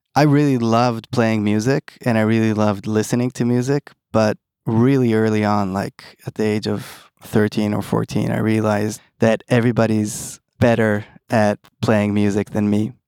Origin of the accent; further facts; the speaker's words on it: Tel Aviv, Tel Aviv District, Israel; also born or lived in East Brunswick, New Jersey, United States; Born and raised in Tel Aviv with a little gap in, in New Jersey